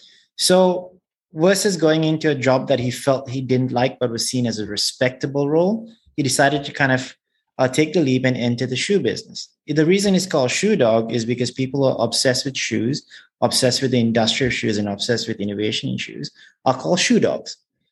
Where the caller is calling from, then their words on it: Singapore; I'm calling in from Singapore.